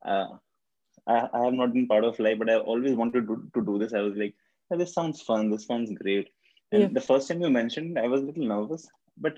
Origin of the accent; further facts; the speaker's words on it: India; also born or lived in Kolkata, India; I'm from India. My country is India, and I stay in Kolkata, which is a city in India